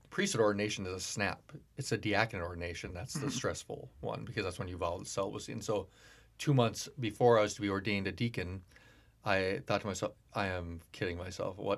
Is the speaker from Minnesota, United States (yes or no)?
yes; Duluth, Minnesota, United States; Born and raised in Duluth.